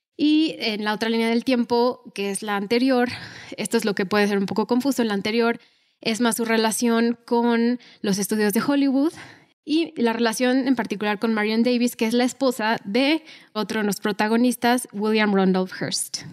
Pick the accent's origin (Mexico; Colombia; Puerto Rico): Mexico; nosotros somos de México